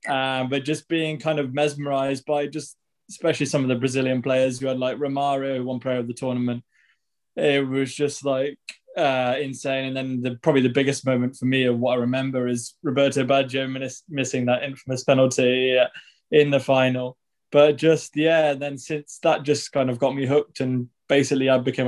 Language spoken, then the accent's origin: English; Guernsey; Yeah. I was born in Guernsey.